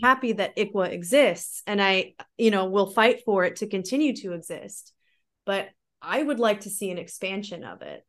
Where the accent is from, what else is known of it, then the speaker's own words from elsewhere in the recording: Missouri, United States; moved away as an adult; also born or lived in Florida; now in Germany; I grew up, um, I grew up in Missouri.